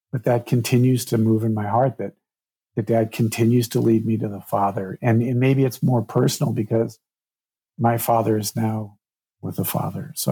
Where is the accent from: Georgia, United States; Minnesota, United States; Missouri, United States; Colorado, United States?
Colorado, United States; Durango; that was the first time I'd been back to Durango, my hometown, which a lot of this was filmed around since my dad and my brother both passed.